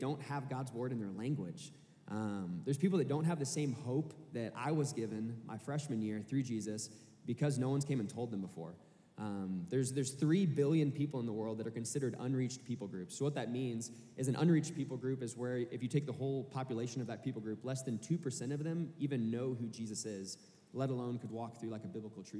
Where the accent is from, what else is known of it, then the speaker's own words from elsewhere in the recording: Kansas City, Missouri, United States; moved away as an adult; now in Arkansas, United States; I'm originally from Kansas City, Missouri, and I came down to Arkansas to go to school here